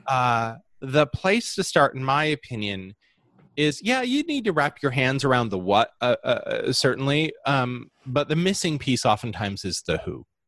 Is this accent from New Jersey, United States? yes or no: no; Holland, Michigan, United States; I grew up uh, in a incredibly homogeneous society uh, of Holland, Michigan. I was born in Holland, Michigan